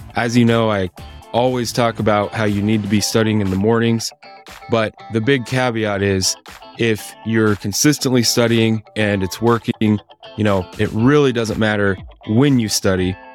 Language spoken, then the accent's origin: English; Idaho, United States; now in Salt Lake City, United States; I'm from Idaho originally